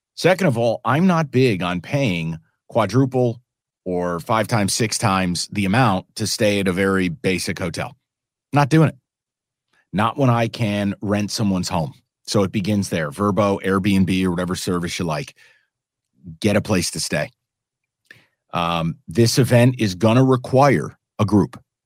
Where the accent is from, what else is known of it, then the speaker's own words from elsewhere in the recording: New York City, New York, United States; now in Detroit, United States; I'm a New Yorker